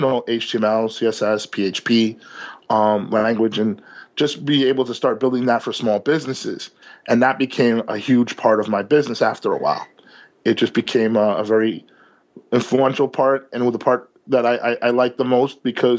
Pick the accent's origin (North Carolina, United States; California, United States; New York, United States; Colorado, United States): New York, United States; New York City; I'm a New Yorker here